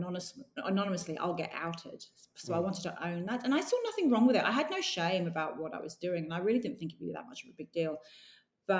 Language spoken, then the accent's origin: English; London, United Kingdom; accent: English; moved away as an adult; now in Australia; I grew up in London